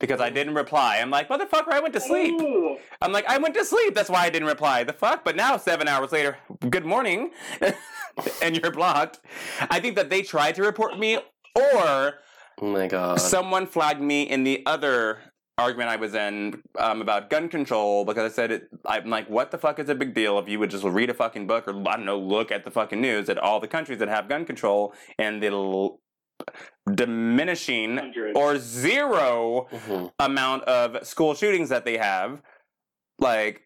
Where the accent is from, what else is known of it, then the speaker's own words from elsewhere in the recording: Palm Springs, California, United States; also born or lived in Texas; now in West Hollywood, United States; born in Texas, but moved to Palm Springs when I was very, very young